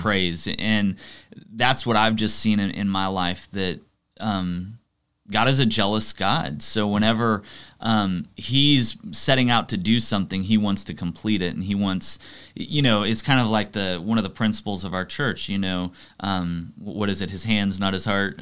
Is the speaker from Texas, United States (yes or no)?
yes; Arlington, Texas, United States; Grew up in Arlington, Texas